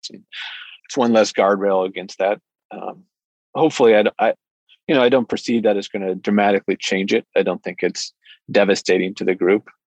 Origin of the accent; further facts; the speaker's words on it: Michigan, United States; moved away as an adult; also born or lived in Washington, D.C. / Fort Hood, Texas; now in Bellingham, United States; I grew up in Michigan and then uh, went to school in Michigan